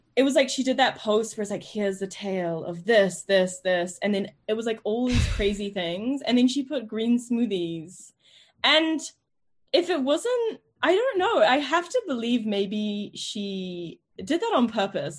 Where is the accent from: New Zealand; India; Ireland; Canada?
New Zealand; moved away as an adult; also born or lived in New York, United States; now in London, United Kingdom; growing up in New Zealand